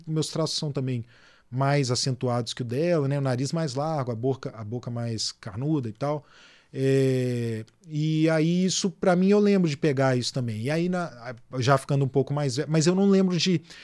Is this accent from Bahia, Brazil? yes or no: no; Belo Horizonte, Minas Gerais, Brazil; moved away as an adult; now in Rio de Janeiro, Brazil; fui criado em BH, cresci em BH, me formei lá